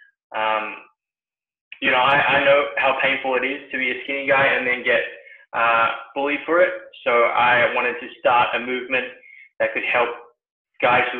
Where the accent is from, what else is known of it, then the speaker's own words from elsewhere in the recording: New Zealand; also born or lived in Sydney, Australia; now in Singapore; I used to live in Sydney not long ago and I was born in New Zealand.